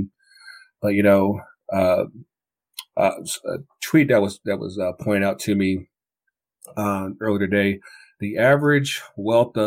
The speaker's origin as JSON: {"language": "English", "town": "Kinston", "region": "North Carolina", "country": "United States", "tie": "born or raised there", "moved": "yes", "lives_now": "Atlanta, United States", "said": "my hometown, Kinston, North Carolina, and that's about a good 7 hours from here, from Atlanta"}